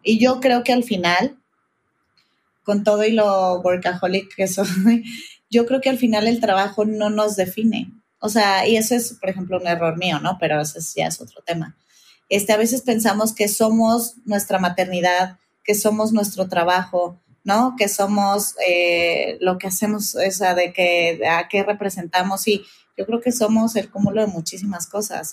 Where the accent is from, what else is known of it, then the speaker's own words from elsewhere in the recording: Guadalajara, Jalisco, Mexico; now in Mexico City, Mexico; soy de Guadalajara, vivo en México